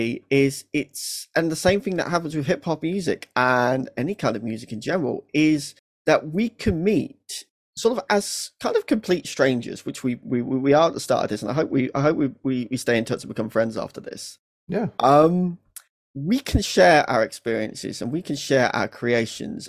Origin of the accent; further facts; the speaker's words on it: Lincolnshire, East Midlands, United Kingdom; I grew up in Lincolnshire, and Lincolnshire is very much the Florida of the UK.